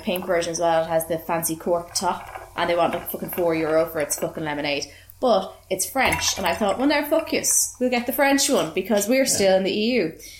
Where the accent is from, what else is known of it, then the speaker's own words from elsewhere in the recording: Ireland; I'm Irish